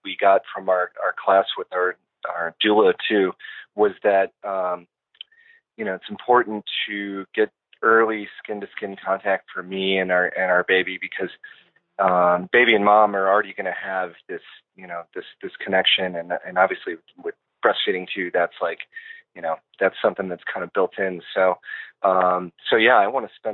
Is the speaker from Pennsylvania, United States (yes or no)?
no; Western Springs, Illinois, United States; also born or lived in LaGrange, Illinois; I grew up in Western Springs, which is right next to it